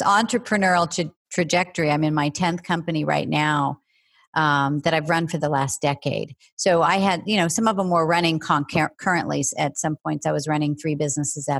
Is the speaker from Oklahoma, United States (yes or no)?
yes; Oklahoma, United States; I grew up in the Midwest in Oklahoma